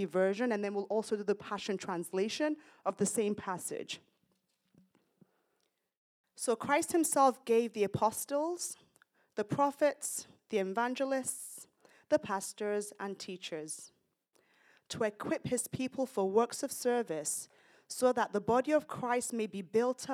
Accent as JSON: {"language": "English", "country": "United Kingdom", "also_born_or_lived": "Nigeria", "moved": "yes", "lives_now": "United States", "said": "I'm British, Nigerian origin, but I'm British"}